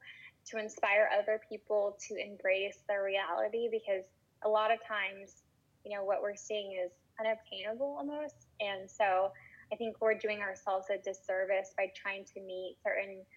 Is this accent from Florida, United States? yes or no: yes; Florida, United States; growing up in Florida